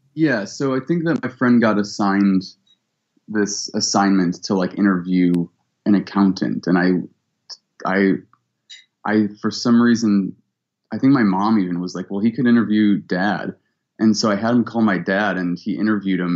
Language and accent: English; Cleveland, Ohio, United States; also born or lived in Columbus, Ohio; I was born in Columbus, and I grew up in Cleveland